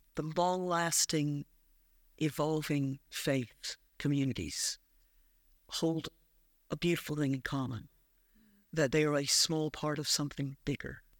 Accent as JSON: {"language": "English", "region": "South Carolina", "country": "United States", "tie": "born or raised there", "also_born_or_lived": "Prestwick, Ayrshire / Falkirk / Dunblane", "moved": "as an adult", "lives_now": "Scotland", "said": "I grew up in South Carolina"}